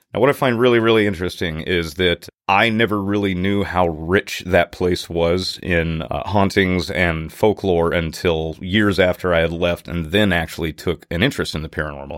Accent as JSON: {"language": "English", "town": "Natchez", "region": "Mississippi", "country": "United States", "tie": "born or raised there", "said": "my hometown of Natchez, Mississippi"}